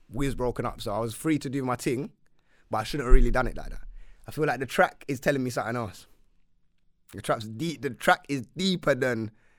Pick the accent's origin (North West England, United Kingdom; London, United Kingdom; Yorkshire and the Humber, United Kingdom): London, United Kingdom; I'm from North, innit?